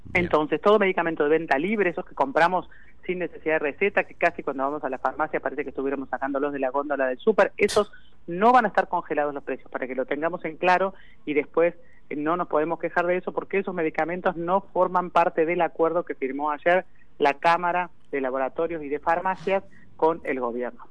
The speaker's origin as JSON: {"language": "Spanish", "country": "Argentina", "said": "somos el país que más plata le debe en todo el mundo al Fondo Monetario Internacional"}